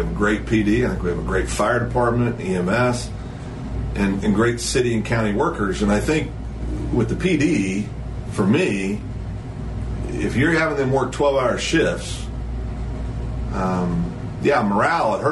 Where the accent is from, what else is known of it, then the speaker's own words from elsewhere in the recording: Kansas, United States; now in Guthrie, United States; the little town I grew up in Kansas